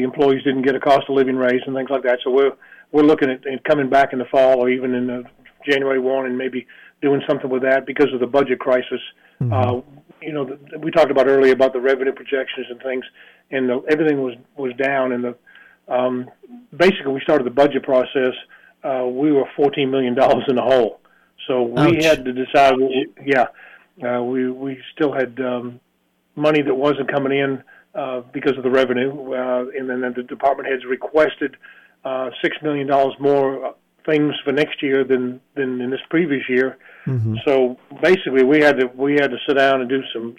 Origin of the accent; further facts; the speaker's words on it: Boston, Massachusetts, United States; now in Tennessee, United States; I was born and raised in Boston